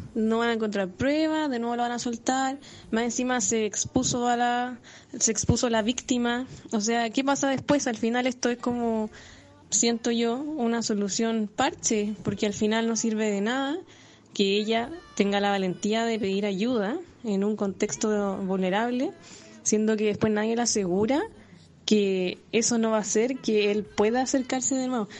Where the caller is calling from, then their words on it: Viña del Mar, Valparaíso, Chile; Saludos desde Viña.